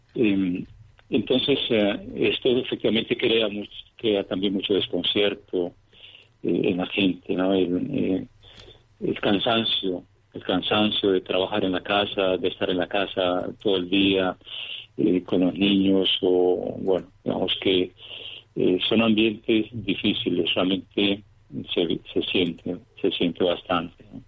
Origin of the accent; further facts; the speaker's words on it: Cañasgordas, Antioquia, Colombia; moved away as an adult; also born or lived in Venezuela; now in Moscow, Russia; nací en Colombia, en un pequeño poblado de, Antioquia, en Cañas Gordas.